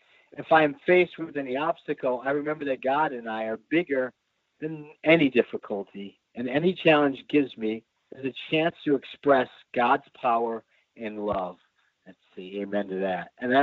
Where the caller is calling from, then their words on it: Clay Township, Michigan, United States; I'm calling from a little town called Clay Township. It's just north of Detroit, right on the canal